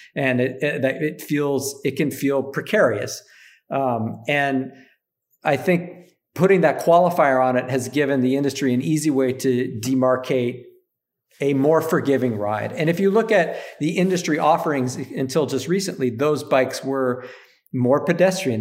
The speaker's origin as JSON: {"language": "English", "region": "Upper Peninsula of Michigan", "country": "United States", "tie": "born or raised there", "said": "I grew up in Upper Michigan in the U P"}